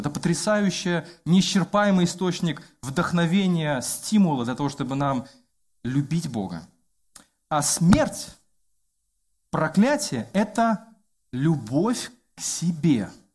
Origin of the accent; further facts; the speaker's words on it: Belarus; я как белорус